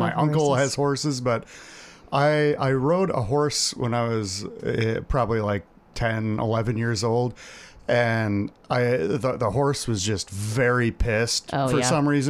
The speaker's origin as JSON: {"language": "English", "town": "Minneapolis", "region": "Minnesota", "country": "United States", "said": "I'm from Minneapolis, Minnesota."}